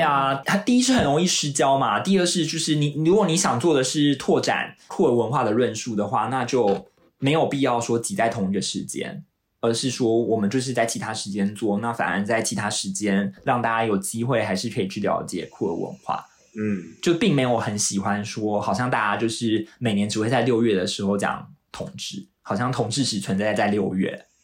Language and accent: Chinese; Taiwan; now in London, United Kingdom; 我自己作为台湾人，我做一个说华语的人